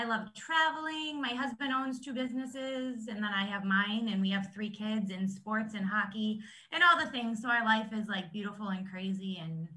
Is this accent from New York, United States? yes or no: yes; New York, United States; moved away as an adult; now in Phoenix, United States; I'm actually from New York, and now we live in Phoenix